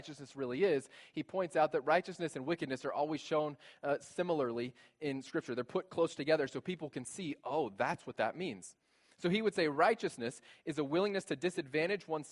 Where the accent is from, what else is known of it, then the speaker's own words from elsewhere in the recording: United States; also born or lived in South Africa; I was born in America in the 20th century